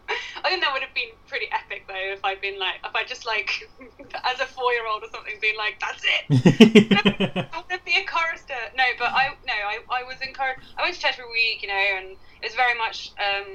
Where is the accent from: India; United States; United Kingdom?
United Kingdom; Ipswich, East of England; I grew up like in near Ipswich